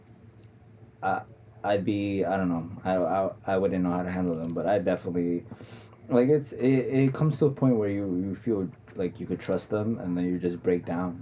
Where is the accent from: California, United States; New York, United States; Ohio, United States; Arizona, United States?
New York, United States; New York City; I'm from Queens